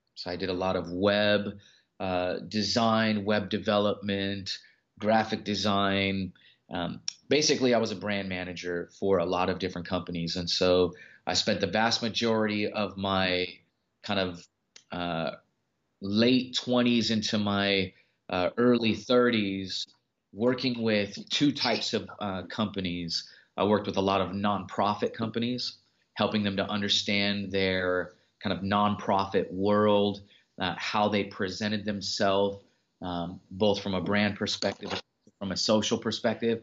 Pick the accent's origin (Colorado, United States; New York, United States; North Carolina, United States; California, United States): California, United States; Los Angeles; I'm from the Los Angeles area